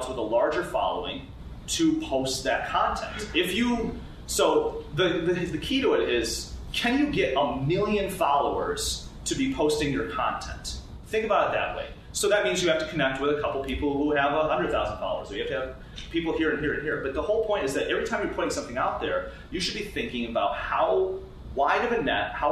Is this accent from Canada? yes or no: no; United States; we're American